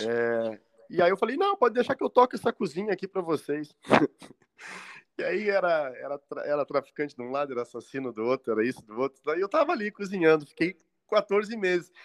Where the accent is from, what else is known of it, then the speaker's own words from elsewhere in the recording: Pelotas, Rio Grande do Sul, Brazil; moved away as an adult; also born or lived in Florianópolis; Eu nasci em Pelotas, no Rio Grande do Sul, ah, capital você... nacional do doce.